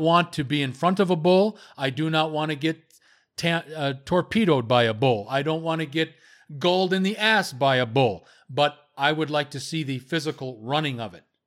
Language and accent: English; Las Vegas, Nevada, United States; moved away; I love Las Vegas, it's my hometown. I will live there, I'm thinking, within the next five years